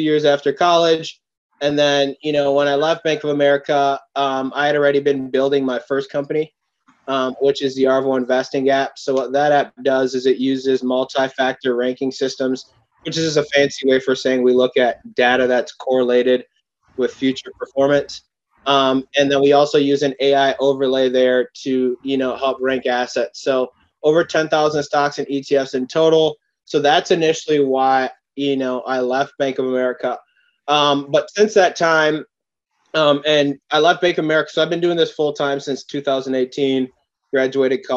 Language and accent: English; Oakdale, Minnesota, United States; also born or lived in New York; was raised in a suburb of St. Paul, Oakdale, Minnesota